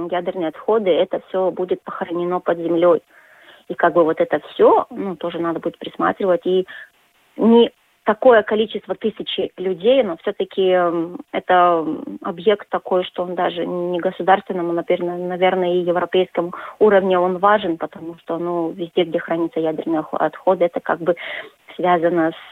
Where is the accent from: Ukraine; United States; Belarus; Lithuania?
Lithuania; Russian is a second language; Мне сначала, когда вот я, литовка, приехала в такой город, было чуть-чуть э, ну, как бы некомфортно, потому что везде вот этот русский язык, а я как бы к нему так сильно не привыкла.